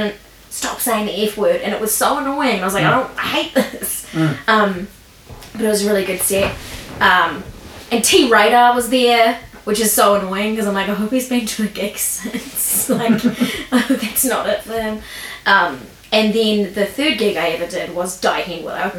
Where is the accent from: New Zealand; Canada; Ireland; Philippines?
New Zealand; Lower Hutt, Wellington; also born or lived in Canberra, Australia; I was born in Lower Heart Hospital. And then I went to Eastern Heart Primary School, Heart Intermediate, and Heart High